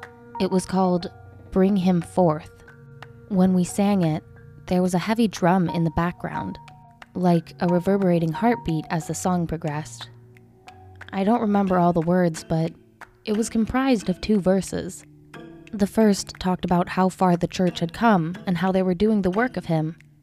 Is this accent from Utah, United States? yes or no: yes; Utah, United States; I grew up in Utah, and therefore, during most of my childhood, I was a devout member of the Mormon Church.